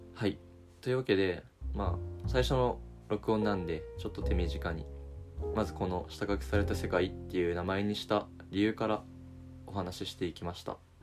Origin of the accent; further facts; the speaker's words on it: Niigata, Japan; moved away as an adult; now in Tokyo, Japan; 地元は新潟県で、まあ、いわゆる大学を進学を機に上京してきた